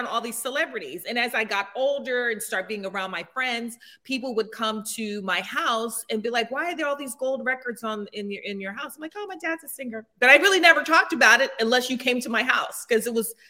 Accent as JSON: {"language": "English", "town": "Los Angeles", "region": "California", "country": "United States", "tie": "born or raised there", "also_born_or_lived": "Newark, New Jersey / Nutley, New Jersey", "said": "I moved out here when I was technically 10 and was raised in the Valley. I'm a Valley girl, true Valley girl"}